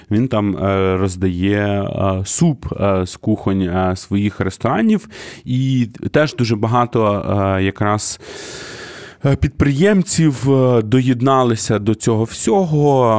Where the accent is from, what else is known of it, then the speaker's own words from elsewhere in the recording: Kyiv, Ukraine; Дорогі друзі, я із Києва.